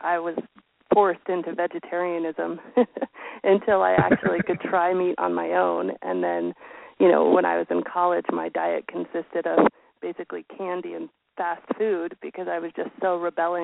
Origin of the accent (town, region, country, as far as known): Colorado, United States; born or raised there